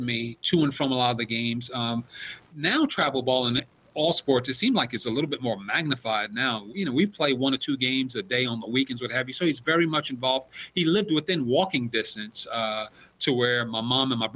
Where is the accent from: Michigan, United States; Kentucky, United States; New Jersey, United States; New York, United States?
New York, United States; New York City; now in North Carolina, United States; grew up in Brooklyn, New York in the 70s